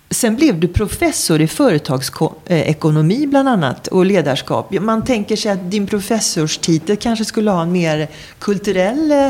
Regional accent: Skåne, Sweden; now in Stockholm, Sweden; Sen är jag uppvuxen i Skåne och då snackar jag sådär när jag är där. Ja, och sen har jag bott här i Stockholm i 30 år. Så jag är dialektalt förvirrad.

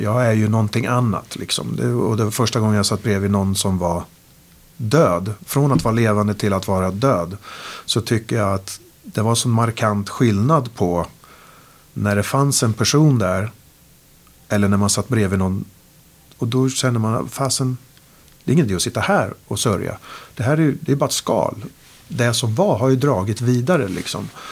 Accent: Sweden; de såg någonting i mig som svensk, med svensk värdegrund

